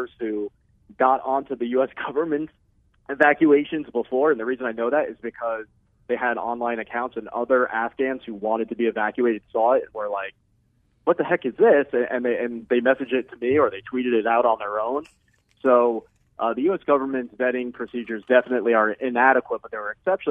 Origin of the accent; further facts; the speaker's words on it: United States; as an American